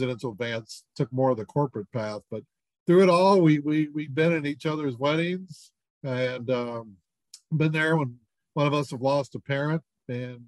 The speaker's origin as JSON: {"language": "English", "town": "Houston", "region": "Texas", "country": "United States", "tie": "born or raised there", "said": "a guy I grew up with in Houston"}